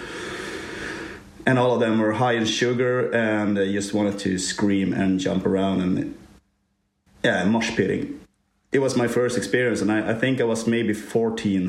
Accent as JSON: {"language": "English", "region": "Norrland", "country": "Sweden", "tie": "born or raised there", "said": "I'm also growing up in the north of Sweden"}